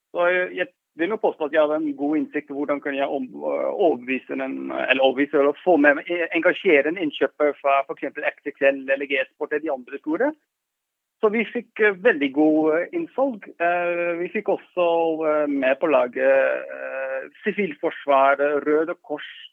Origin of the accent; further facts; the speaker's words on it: Netherlands; Norwegian is a second language; moved away as an adult; now in Norway; Jeg er jo opprinnelig fra Nederland